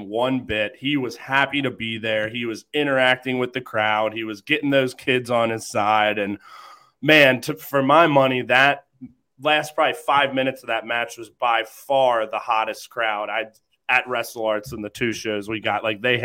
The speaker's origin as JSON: {"language": "English", "town": "Cincinnati", "region": "Ohio", "country": "United States", "said": "I'm from the Cincy area"}